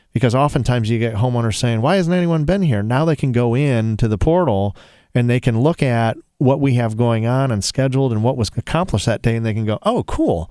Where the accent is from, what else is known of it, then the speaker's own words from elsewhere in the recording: Toledo, Ohio, United States; I'm from Toledo